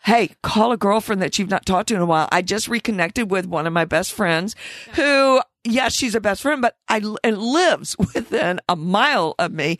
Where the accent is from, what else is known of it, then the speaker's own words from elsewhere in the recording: the South, United States; Growing up in the South